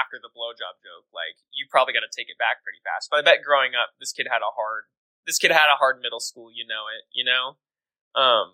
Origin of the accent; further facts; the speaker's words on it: Kansas City, United States; growing up in Kansas City